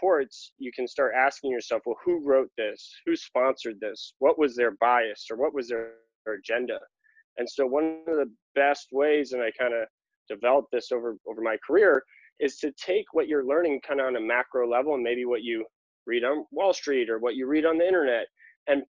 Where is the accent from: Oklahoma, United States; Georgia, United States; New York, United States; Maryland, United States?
New York, United States; moved away as an adult; also born or lived in Los Angeles; now in California, United States; I'm originally from New York, born and raised